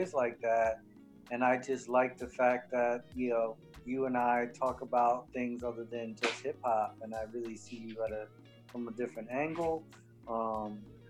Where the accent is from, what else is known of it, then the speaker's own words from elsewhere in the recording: Central Florida, United States; I'm from Central Florida